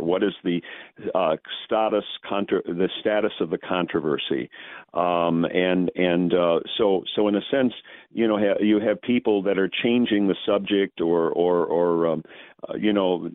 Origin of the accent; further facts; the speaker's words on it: St. Louis, Missouri, United States; I'm from the St. Louis area